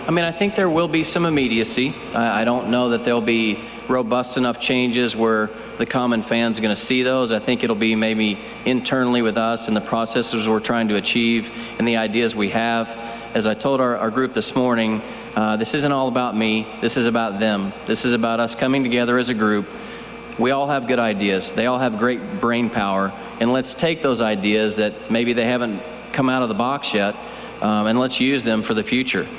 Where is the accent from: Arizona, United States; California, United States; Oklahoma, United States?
Oklahoma, United States; now in Phoenix, United States; my parents live where I grew up and still in Oklahoma